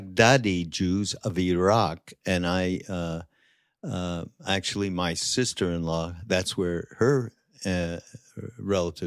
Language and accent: English; Canada; I grew up Jewish and I'm from Canada